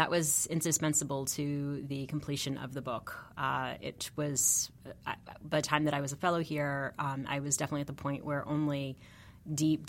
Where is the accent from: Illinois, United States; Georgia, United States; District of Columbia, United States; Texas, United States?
Texas, United States; South; moved away as an adult; I'm from South Texas. I grew up about 150 miles north of the border.